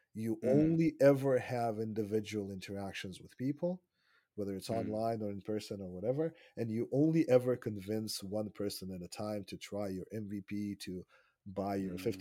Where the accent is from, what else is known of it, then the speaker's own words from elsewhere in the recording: Israel; moved away as an adult; also born or lived in Russia (Soviet Union); now in Canada; I was born in Russia when it was still the Soviet Union. And then I lived in Israel for 25 years, which is where I grew up and had my formative years. And then we moved here about 7 years ago.